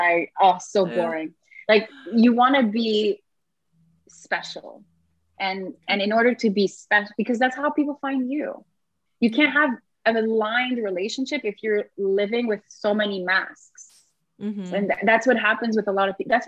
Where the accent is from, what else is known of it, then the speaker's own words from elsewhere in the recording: Canada; moved away; I am French Canadian.